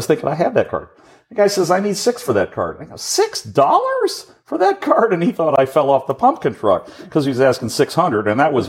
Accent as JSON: {"language": "English", "town": "Chicago", "region": "Illinois", "country": "United States", "tie": "born or raised there", "said": "My parents brought me up in a place called Hyde Park, which is on the south side of Chicago. I was born on the University of Chicago campus. I attended University Lab School"}